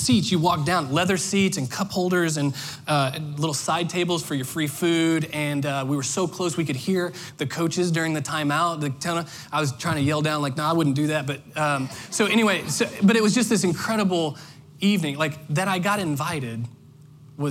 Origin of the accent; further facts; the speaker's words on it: Indiana, United States; now in Orlando, United States; I grew up in Indiana